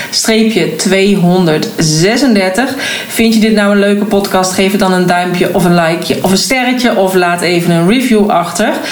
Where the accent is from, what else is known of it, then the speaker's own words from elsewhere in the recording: Oirschot, North Brabant, Netherlands; born there; En vandaar dat ik dus ook een aantal weken geleden naar Oorschot ben gereden in Brabant, de plek waar ik geboren ben.